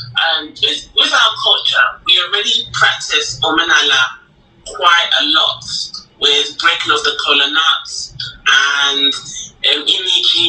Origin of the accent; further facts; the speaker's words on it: London, United Kingdom; I grew up in London